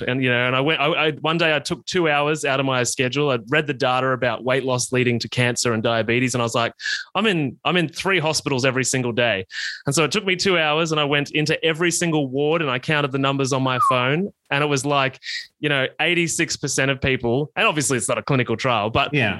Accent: Australia; I grew up in country Australia, as you can probably tell from my accent

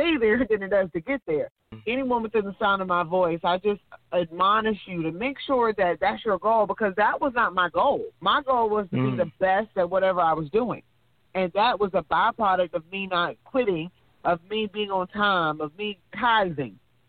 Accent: Georgia, United States; I went to technical school in my hometown in Georgia

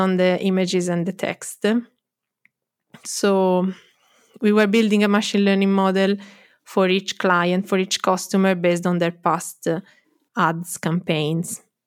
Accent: Florence, Tuscany, Italy; also born or lived in London; I'm from Florence.

